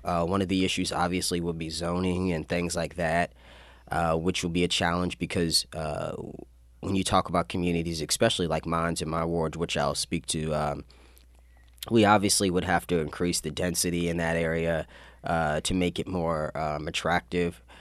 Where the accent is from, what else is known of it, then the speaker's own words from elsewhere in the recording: Annapolis, Maryland, United States; also born or lived in Severna Park, Maryland / Baltimore, Maryland; Yeah, so I lived in Annapolis for about 11 years. Uh, prior to, I lived in Severna Park, Baltimore. Uh, but we kind of made this home uh, once I started middle school